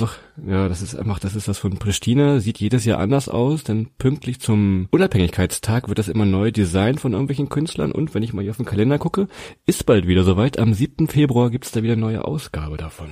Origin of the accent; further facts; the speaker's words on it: near Hannover, Lower Saxony, Germany; wir kommen aus der Nähe von Hannover